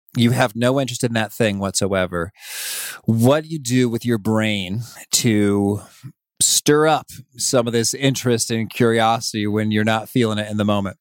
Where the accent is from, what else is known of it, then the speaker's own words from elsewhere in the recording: Danville, Illinois, United States; now in Chicago, United States; I grew up in Danville, Illinois, about three hours away, uh, but I've spent almost my whole life in Illinois